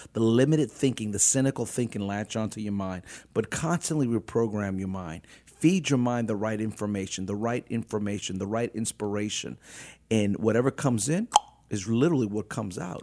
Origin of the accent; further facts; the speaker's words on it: New Orleans, Louisiana, United States; I was born and raised in New Orleans